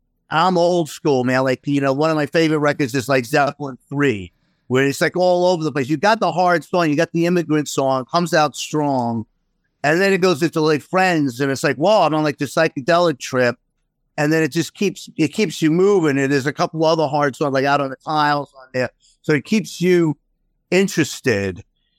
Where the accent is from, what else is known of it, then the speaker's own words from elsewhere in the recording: Queens, New York, United States; where we move is not too far from where I grew up in Queens.